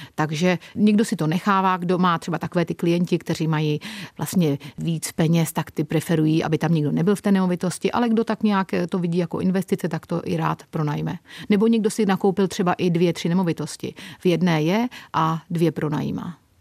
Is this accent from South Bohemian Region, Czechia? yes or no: yes; České Budějovice, South Bohemian Region, Czechia; moved away as an adult; also born or lived in United Kingdom; now in Torremolinos, Spain; Já jsem původem z Českých Budějovic.